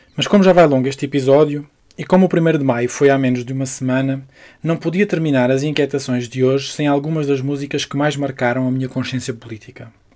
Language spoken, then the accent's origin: Portuguese; Barreiro, Setúbal, Portugal; a cidade proletária que me viu nascer. O Barreiro